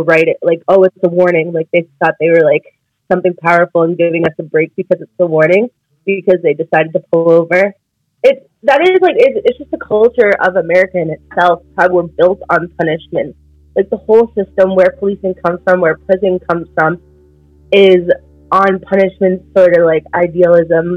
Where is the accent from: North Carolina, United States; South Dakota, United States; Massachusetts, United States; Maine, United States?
Maine, United States; Biddeford; growing up in Biddeford